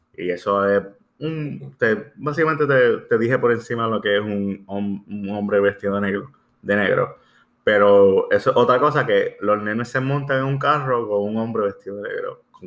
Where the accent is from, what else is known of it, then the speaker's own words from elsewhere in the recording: Puerto Rico; somos puertorriqueños